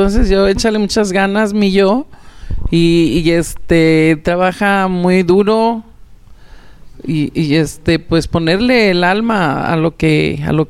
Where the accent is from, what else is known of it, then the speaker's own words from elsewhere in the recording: Madero, Zacatecas, Mexico; yo soy de Madero, yo soy de Madero.